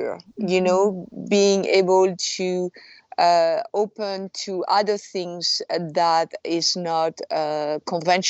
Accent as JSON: {"language": "English", "area": "outside of Paris", "region": "Île-de-France", "country": "France", "tie": "born or raised there", "moved": "as an adult", "lives_now": "San Francisco, United States", "said": "I was born and raised in France. I was abandoned when I was 6 months old. It was outside of Paris."}